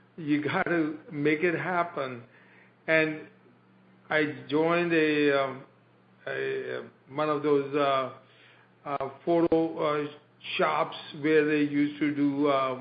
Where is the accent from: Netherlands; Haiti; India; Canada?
India; moved away as an adult; now in United States; I came from India